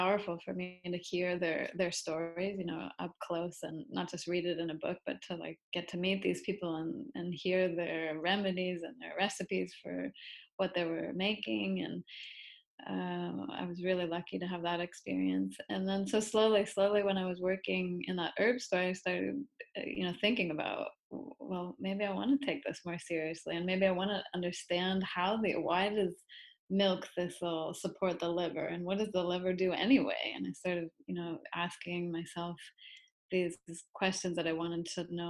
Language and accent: English; Massachusetts, United States; moved away as an adult; also born or lived in upstate New York; I grew up in Massachusetts on the East Coast, in a small town